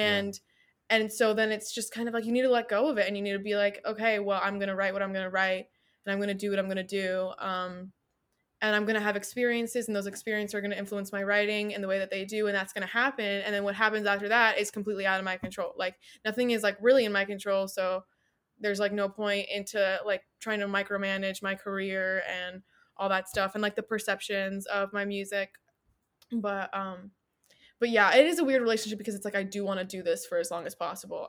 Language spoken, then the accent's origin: English; United States; living in America as an American who has, like, either, like, a parent or a grandparent that is, like, not Amer-, or, like, not from, like, not wasn't born in America